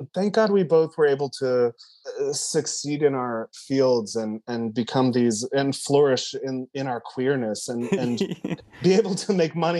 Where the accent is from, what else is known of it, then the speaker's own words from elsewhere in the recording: Cadiz, Ohio, United States; And I come from Cadiz, Ohio, the birthplace of Clark Gable.